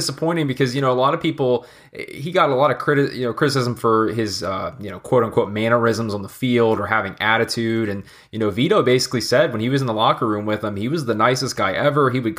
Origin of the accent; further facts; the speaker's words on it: Jacksonville, Florida, United States; growing up, I'm from Jacksonville, Florida. You know, a lot of people consider us, you know, Southern Georgia to a certain extent.